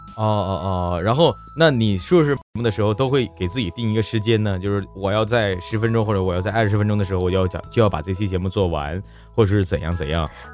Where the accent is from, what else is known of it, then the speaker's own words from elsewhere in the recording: Northeast China, China; 我们东北这边